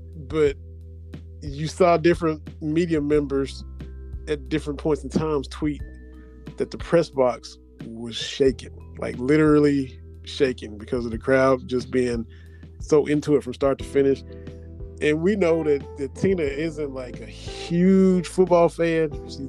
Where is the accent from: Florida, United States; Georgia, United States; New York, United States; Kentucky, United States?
Kentucky, United States; Kentucky–Tennessee border, United States; now in Tennessee, United States; growing up along the border